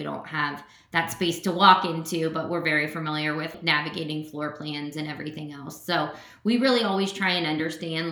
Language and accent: English; Cincinnati, Ohio, United States; moved away as an adult; now in Columbus, United States; I grew up in Cincinnati